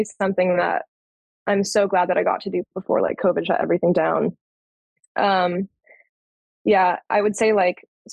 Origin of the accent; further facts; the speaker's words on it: Orange County, California, United States; moved away as an adult; now in San Diego, United States; San Diego is where I live now. I'm originally from Orange County